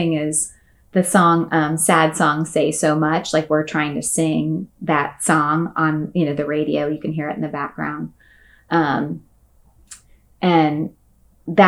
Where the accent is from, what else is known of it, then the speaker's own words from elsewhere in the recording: Ocala, Florida, United States; moved away as an adult; now in Orlando, United States; I grew up and was born and raised in Ocala, Florida